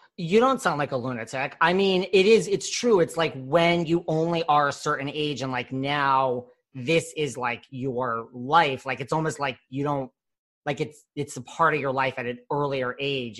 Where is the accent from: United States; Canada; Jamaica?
United States; also born or lived in Connecticut; now in New York, United States; I grew up between here and Connecticut